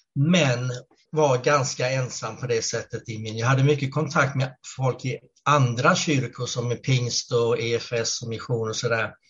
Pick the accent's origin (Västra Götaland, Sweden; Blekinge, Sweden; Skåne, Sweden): Blekinge, Sweden; Karlskrona; moved away as an adult; now in Gävle, Sweden; annars är jag född och uppvuxen i Karlskrona i, Blekinge.